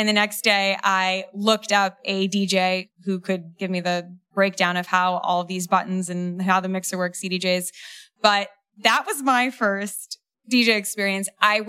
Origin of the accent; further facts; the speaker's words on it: New York City, New York, United States; I grew up in New York City